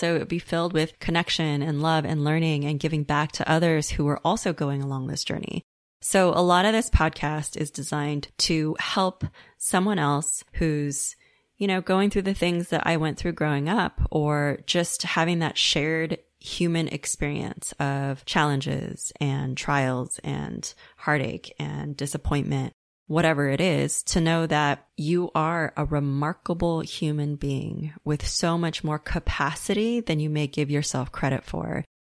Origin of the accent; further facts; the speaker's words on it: Los Angeles, California, United States; how it was for me growing up in West Los Angeles as one of the few Asian kids in my elementary school